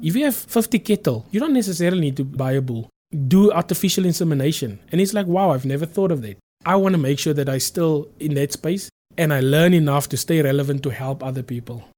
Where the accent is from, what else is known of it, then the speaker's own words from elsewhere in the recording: South Africa; I come from Transburg. Now, Transburg is a very small town. I'm very proud to say that I come from Transburg.